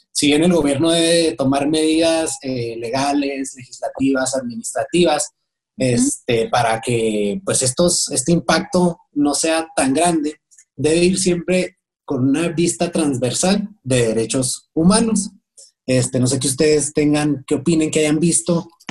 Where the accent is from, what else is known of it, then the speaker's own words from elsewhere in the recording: Mexico; esa es la crisis que nos espera como mexicanos